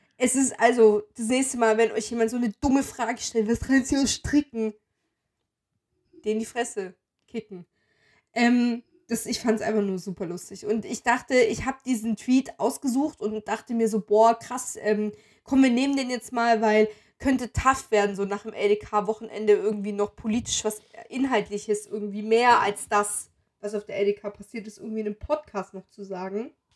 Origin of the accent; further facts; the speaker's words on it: western Germany, Germany; als Wessi